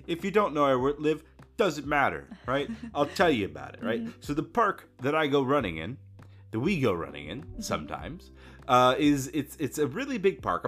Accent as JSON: {"language": "English", "region": "Florida", "country": "United States", "tie": "born or raised there", "said": "I grew up in Florida."}